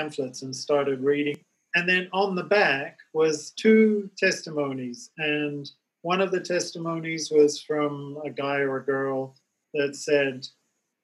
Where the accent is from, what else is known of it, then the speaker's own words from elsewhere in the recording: Australia; moved away as an adult; I traveled back to my home state, which is on the other side of Australia